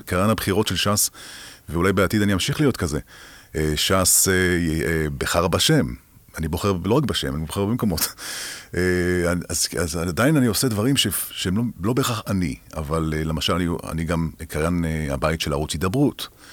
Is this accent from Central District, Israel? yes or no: no; Haifa, Haifa District, Israel; moved away as an adult; now in Ramat Gan, Israel; זה אזורים שלי, שאני גדלתי בהם